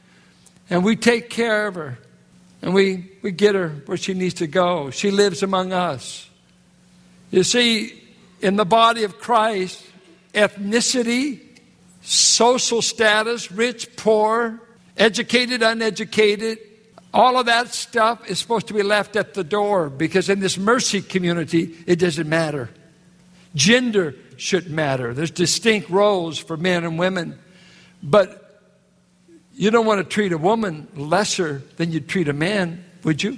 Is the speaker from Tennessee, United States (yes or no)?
no; Richmond, California, United States; I'm from Richmond, California